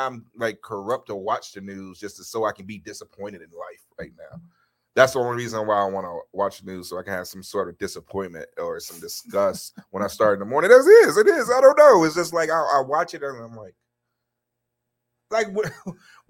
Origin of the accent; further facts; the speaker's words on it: Chicago, Illinois, United States; I'm from Chicago